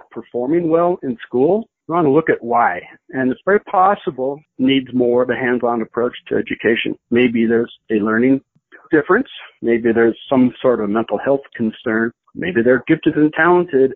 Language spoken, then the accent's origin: English; Boulder, Colorado, United States; I grew up in the Boulder area